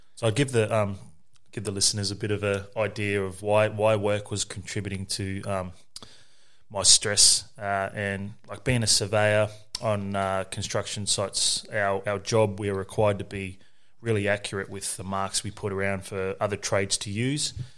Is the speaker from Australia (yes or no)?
yes; Nerang, Queensland, Australia; also born or lived in Moree, New South Wales / South Brisbane, Queensland; we were raised on the Gold Coast in Narang, um, by my mother